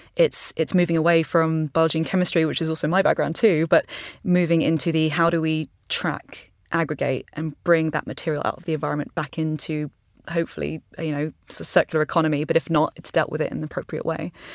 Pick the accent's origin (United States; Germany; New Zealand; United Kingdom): United Kingdom; East Sussex, South East England; I grew up on a farm i, in, in East Sussex